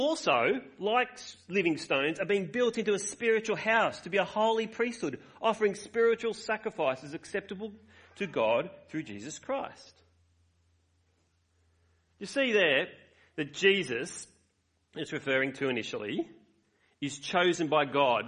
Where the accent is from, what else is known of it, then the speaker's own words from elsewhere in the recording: Australia; I love being Australian.